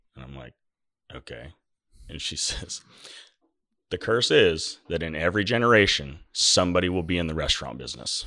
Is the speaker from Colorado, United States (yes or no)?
no; Milo, Oregon, United States; I was born in Milo